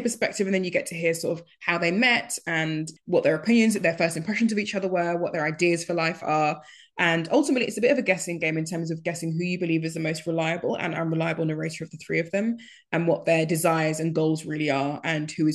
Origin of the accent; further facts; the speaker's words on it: Nigeria; being Nigerian